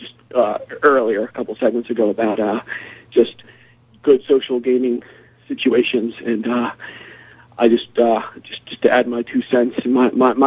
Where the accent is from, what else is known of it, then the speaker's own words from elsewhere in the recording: North Carolina, United States; from North Carolina